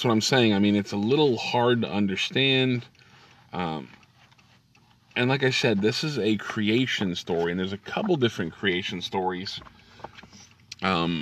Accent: the North, United States; now in the South, United States; I live in the South now, and I'm originally from the North.

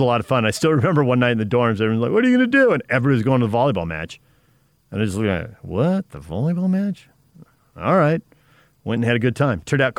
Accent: San Diego, California, United States; now in Utah, United States; I grew up in San Diego

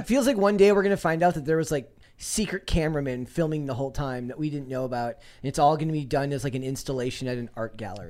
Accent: Minnesota, United States; I'm from Minnesota

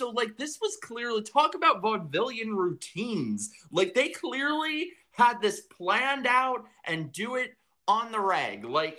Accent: New York, United States

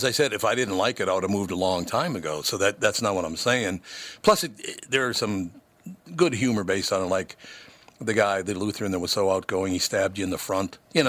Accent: Minnesota, United States; And look, I was born here. I love Minnesota. I grew up in Minnesota.

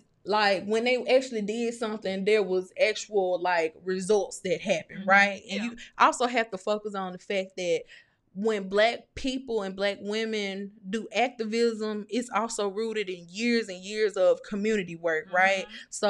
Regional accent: Mississippi, United States; I'm not either. I'm from Mississippi.

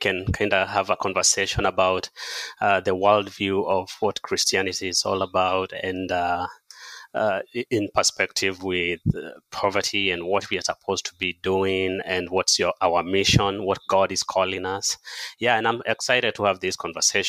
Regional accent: Loitokitok, Kajiado County, Kenya; moved away; also born or lived in United States; I was born in Kenya in a small village, and then I was raised near Mount Kilimanjaro, a place called Oloitoktok

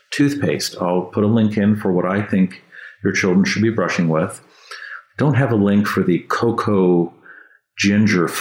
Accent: San Francisco, California, United States; I grew up in San Francisco and they had fluoridated water there

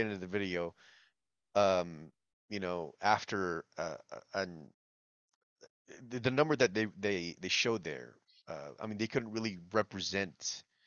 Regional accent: Philippines; I'm Filipino

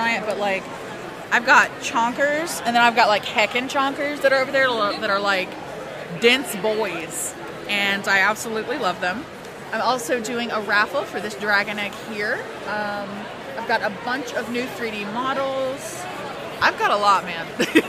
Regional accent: Huntington, West Virginia, United States; I am from Huntington. I went to school here at Marshall.

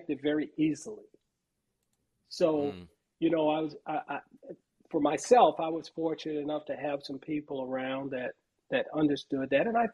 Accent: Los Angeles, California, United States; I grew up in South Central Los Angeles. I say South Central Los Angeles. I grew up in Watts

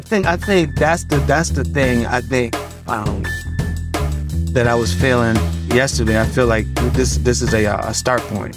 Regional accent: Detroit, Michigan, United States; moved away; also born or lived in Tulsa; I'm from Detroit

